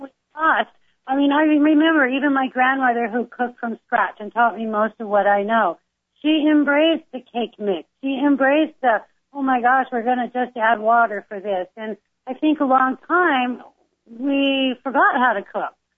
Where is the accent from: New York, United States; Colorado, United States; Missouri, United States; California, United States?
California, United States; also born or lived in Lakewood, Ohio; I was born in Lakewood, Ohio, but we moved to California when I was about three years old